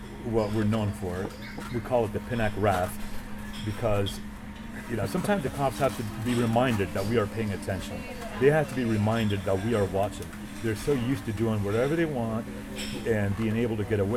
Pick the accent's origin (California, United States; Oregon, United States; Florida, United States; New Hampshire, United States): Florida, United States; Miami; we're from Miami